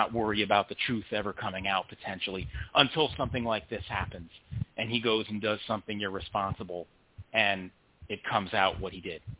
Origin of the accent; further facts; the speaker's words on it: Connecticut, United States; I'm from Connecticut, as is he.